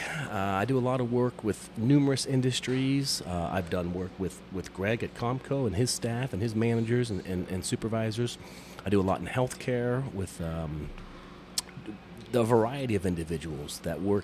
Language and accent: English; Youngstown, Ohio, United States; I've lived in Youngstown, Ohio, all my life. Like Schwabel's bread, born and bred.